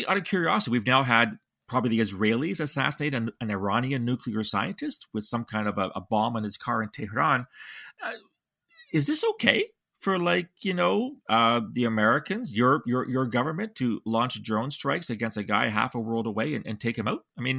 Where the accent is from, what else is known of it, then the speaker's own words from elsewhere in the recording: London, Ontario, Canada; my hometown of London, Ontario, which is in southwestern Ontario, about 2 hours just east of Detroit